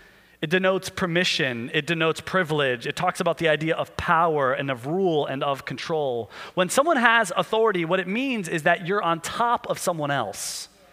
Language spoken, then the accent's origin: English; United States; as an American